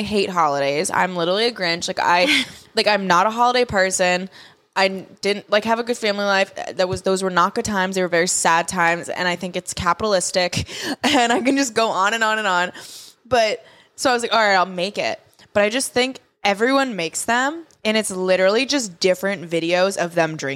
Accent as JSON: {"language": "English", "region": "Massachusetts", "country": "United States", "tie": "born or raised there", "also_born_or_lived": "Boston, United States", "moved": "as an adult", "lives_now": "Miami, United States", "said": "I'm from the town Hall, Mass."}